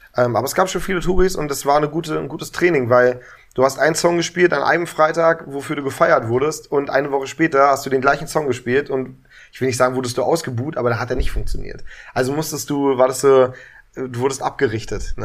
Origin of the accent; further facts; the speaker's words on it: Berlin, Germany; Ich bin ein richtiger Urberliner, aufgewachsen am Kudamm, also Wittenbergplatz